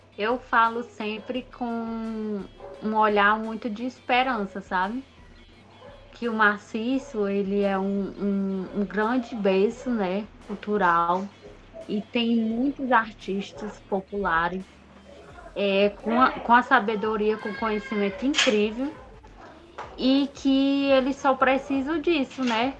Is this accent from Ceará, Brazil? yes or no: yes; Baturité, Ceará, Brazil; eu sou de Baturité